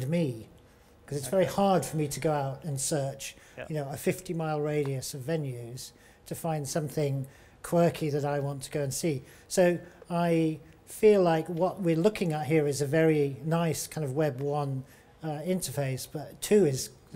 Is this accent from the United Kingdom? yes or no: yes; Devon, South West England, United Kingdom; I'm from Ornhead Arts and I'm from Devon